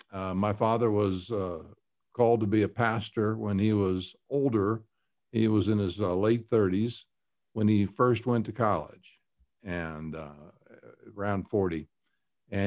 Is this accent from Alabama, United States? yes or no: no; Chattanooga, Tennessee, United States; also born or lived in Kentucky / New York; now in Colorado, United States; Well, I was born in Kentucky and raised in Tennessee and around Chattanooga. And went to high school up in New York State.